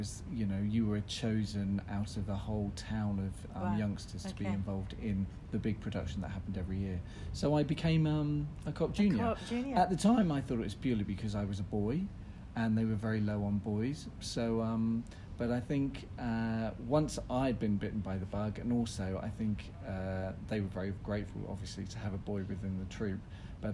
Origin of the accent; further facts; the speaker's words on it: Ipswich, East of England, United Kingdom; I was brought up in Ipswich in Suffolk with a very normal working class family.